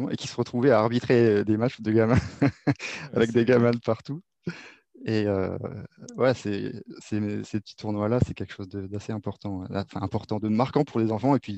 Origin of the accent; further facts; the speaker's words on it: Réunion, France; moi, je suis originaire de La Réunion et le foot, on y allait, on y allait les soirs après l'école ou le, week-end